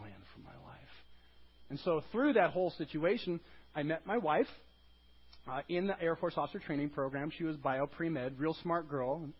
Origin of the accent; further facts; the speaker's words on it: Bay City, Michigan, United States; moved away; also born or lived in San Diego, California; I grew up in a small town called Bay City, Michigan